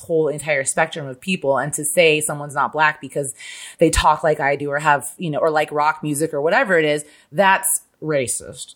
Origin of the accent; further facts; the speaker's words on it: Midwest, United States; I'm literally from the Midwest where there is no accent